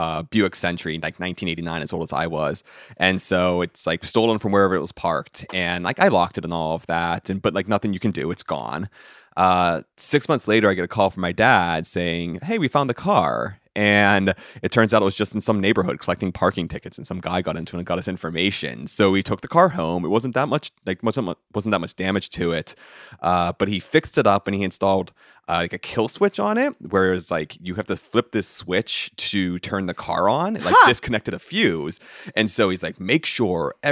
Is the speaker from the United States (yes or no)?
yes; Johnstown, Pennsylvania, United States; I'm from the Johnstown area.